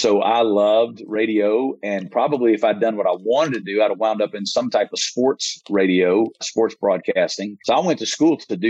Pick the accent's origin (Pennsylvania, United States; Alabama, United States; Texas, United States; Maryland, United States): Alabama, United States; Muscle Shoals; I grew up in Muscle Shoals, Alabama, town of 12,000